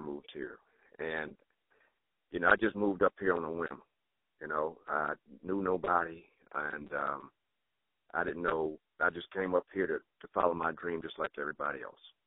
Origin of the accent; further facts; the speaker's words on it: New Orleans, Louisiana, United States; also born or lived in Nebraska; now in Nashville, United States; I was born and raised in New Orleans, Louisiana.